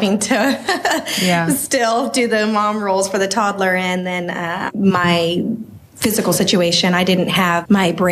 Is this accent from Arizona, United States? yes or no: yes; Phoenix, Arizona, United States; moved away as an adult; also born or lived in Washington; now in Tennessee, United States; I was born and raised in Phoenix, Arizona.